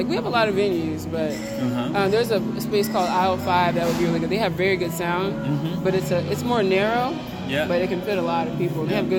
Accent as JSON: {"language": "English", "town": "Atlanta", "region": "Georgia", "country": "United States", "said": "He's still in Atlanta. I'm from Atlanta, Georgia."}